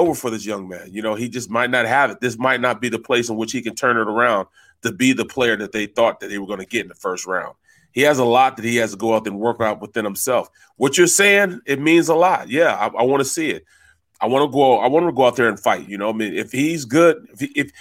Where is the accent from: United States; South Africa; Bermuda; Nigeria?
United States; St. Louis, Missouri; I'm from St. Louis, Missouri